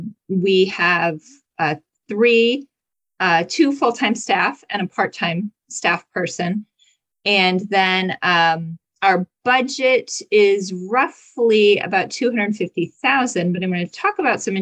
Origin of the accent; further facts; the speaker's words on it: United States; So I was born and raised in Wyoming County, and I grew up on a very small dairy farm. So I come from, kind of very humble rural beginnings